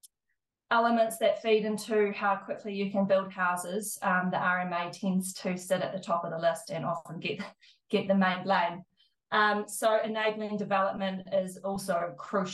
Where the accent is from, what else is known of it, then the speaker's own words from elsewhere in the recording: South Island, New Zealand; now in Christchurch, New Zealand; I'm from the South Island